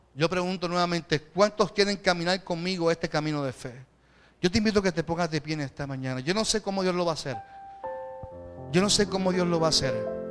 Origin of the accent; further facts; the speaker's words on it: Puerto Rico; nuestro contexto que vivimos como, como puertorriqueños